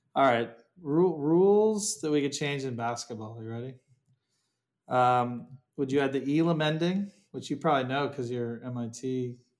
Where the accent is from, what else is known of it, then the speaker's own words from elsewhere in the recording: Ohio, United States; I'm from Ohio